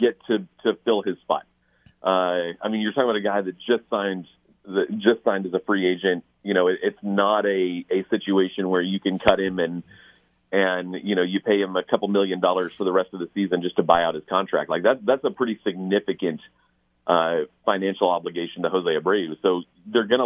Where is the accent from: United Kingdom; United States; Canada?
United Kingdom; England; moved away; I was born in England